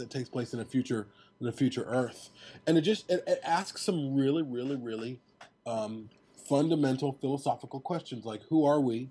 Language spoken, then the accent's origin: English; Chicago, Illinois, United States; growing up in Chicago as a child